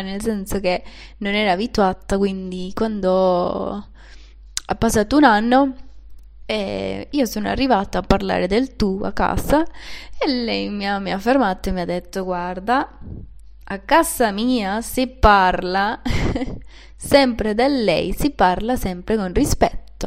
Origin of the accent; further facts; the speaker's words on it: Venezuela; Italian is a second language; moved away as an adult; also born or lived in Panama; now in Turin, Italy; sono venezuelana, sono nata in una città un po' diciamo in, in campagna